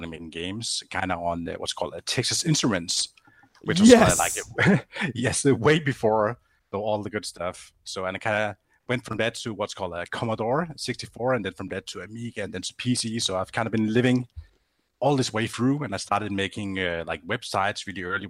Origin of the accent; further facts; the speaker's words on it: Grenaa, Central Denmark Region, Denmark; I'm from a close town to it called Grenaa